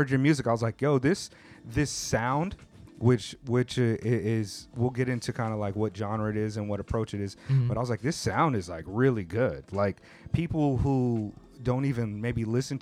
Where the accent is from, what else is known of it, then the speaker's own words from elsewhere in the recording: United States; now in Japan; I'm hella American